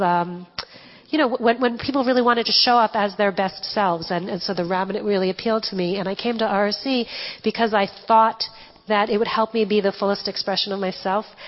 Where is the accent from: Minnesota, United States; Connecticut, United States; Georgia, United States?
Connecticut, United States; I grew up in Connecticut in a very ethnic Jewish uh, town